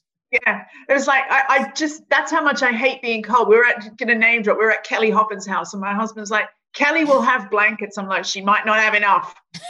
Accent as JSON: {"language": "English", "country": "Australia", "moved": "yes", "lives_now": "United Kingdom", "said": "I'm the Australian and I'm the one not falling for this anymore in Britain?"}